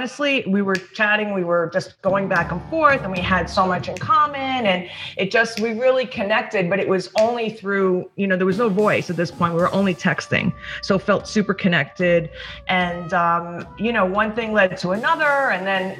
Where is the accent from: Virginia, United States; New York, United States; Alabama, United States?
New York, United States; also born or lived in East Hampton; I'm from New York originally, but the last couple of years I've been out in East Hampton with since COVID. I've been spending more time out here at my house in East Hampton. So I'm a native New Yorker